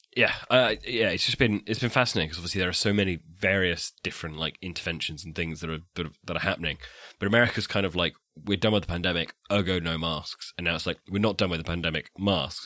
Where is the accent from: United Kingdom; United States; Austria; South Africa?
United Kingdom; England; I'm English